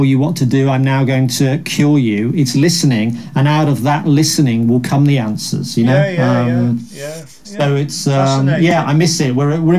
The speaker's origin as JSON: {"language": "English", "town": "Birmingham", "region": "West Midlands", "country": "United Kingdom", "tie": "born or raised there", "said": "I grew up in Birmingham"}